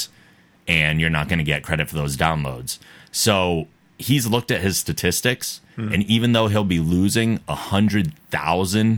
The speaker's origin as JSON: {"language": "English", "town": "North Attleboro", "region": "Massachusetts", "country": "United States", "tie": "born or raised there", "moved": "yes", "said": "my hometown's North Attleboro"}